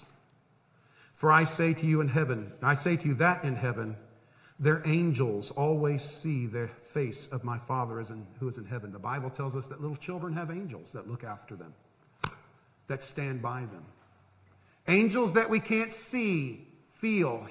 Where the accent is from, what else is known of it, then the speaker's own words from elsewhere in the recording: Central Florida, United States; growing up in Central Florida